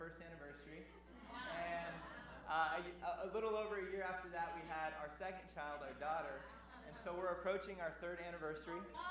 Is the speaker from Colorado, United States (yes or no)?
yes; Colorado, United States; moved away as an adult; now in Torrance, United States; I was born and raised in Colorado